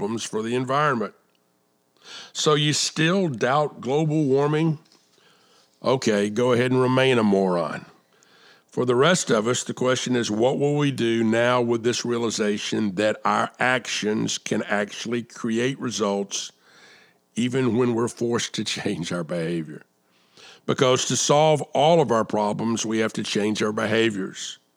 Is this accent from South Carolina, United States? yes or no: yes; South Carolina, United States; here in my home state of South Carolina